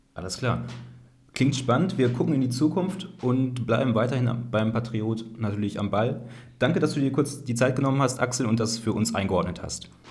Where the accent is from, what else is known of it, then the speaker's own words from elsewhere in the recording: Kreis Soest, North Rhine-Westphalia, Germany; ich komme ja aus dem Kreis Soos